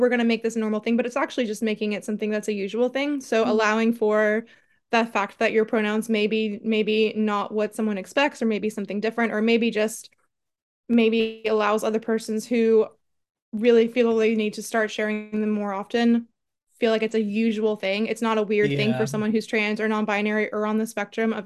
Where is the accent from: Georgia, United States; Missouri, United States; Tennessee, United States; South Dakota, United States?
Tennessee, United States; Nashville; moved away as an adult; now in Belfast, United Kingdom; I'm not originally from here. I'm from Nashville, Tennessee